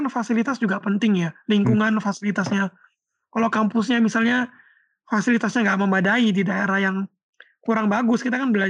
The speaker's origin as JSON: {"language": "Indonesian", "town": "Surabaya", "region": "East Java", "country": "Indonesia", "tie": "born or raised there", "moved": "as an adult", "said": "dulu kan aku tuh kan aslinya uh, dari Surabaya."}